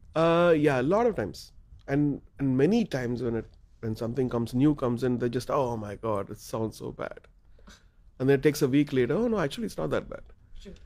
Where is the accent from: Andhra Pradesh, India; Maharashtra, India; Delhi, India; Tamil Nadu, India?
Tamil Nadu, India; Chennai; we're from Chennai